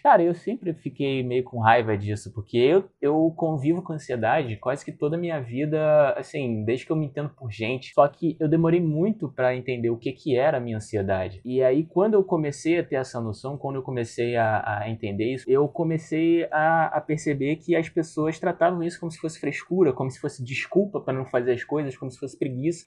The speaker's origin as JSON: {"language": "Portuguese", "region": "Rio de Janeiro", "country": "Brazil", "said": "sou do Rio de Janeiro"}